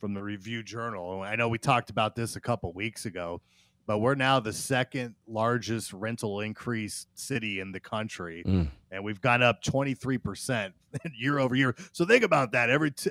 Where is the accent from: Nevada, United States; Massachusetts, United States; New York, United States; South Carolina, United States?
Nevada, United States; Las Vegas; I'm born and raised in Vegas